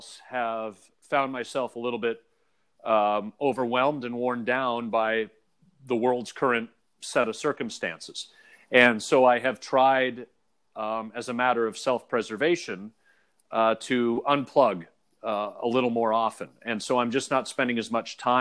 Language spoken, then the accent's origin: English; Oakville, Ontario, Canada; growing up in Toronto, or in Oakville in the greater Toronto area, GTA